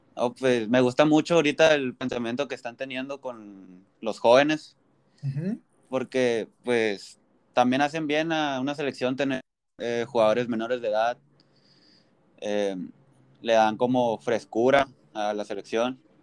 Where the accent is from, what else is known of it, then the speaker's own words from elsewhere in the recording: Tijuana, Baja California, Mexico; also born or lived in Mexicali; yo nací aquí en Tijuana, he nacido en México, he, vivido en Mexicali, pero muy chiquito, casi no tengo recuerdos de ahí y casi toda mi vida he vivido aquí en Tijuana